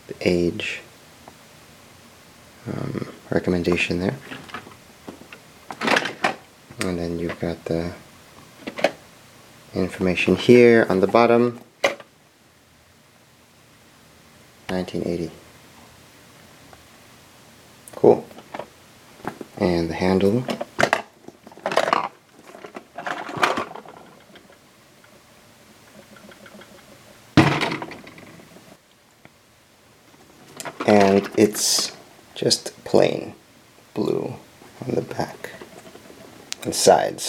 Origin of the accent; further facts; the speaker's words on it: Normal, Illinois, United States; now in Springfield, United States; I grew up in Normal, Illinois